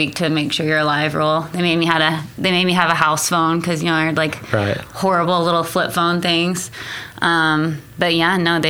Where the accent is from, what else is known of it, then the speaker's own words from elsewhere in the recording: Altus, Oklahoma, United States; moved away; also born or lived in Chicago; I loved growing up in Altus. It was awesome, you know, just like dirt bikes and horses and just being ridiculous and having that freedom.